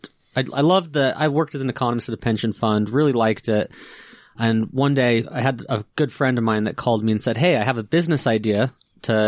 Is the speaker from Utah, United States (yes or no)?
yes; Ogden, Utah, United States; I grew up in Utah.